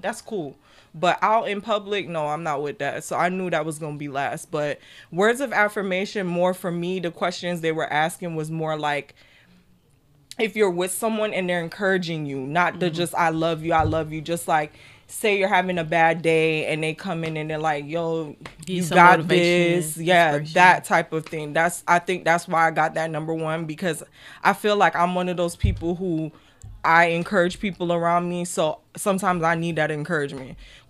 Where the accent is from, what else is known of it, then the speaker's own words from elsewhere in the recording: Jamaica; I'm Jamaican. I'm 200% Jamaican.